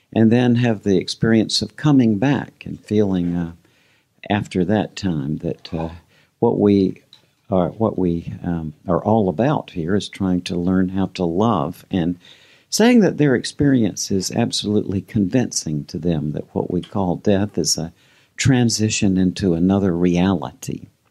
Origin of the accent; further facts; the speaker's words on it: Georgia, United States; a lot of the people I grew up with in Georgia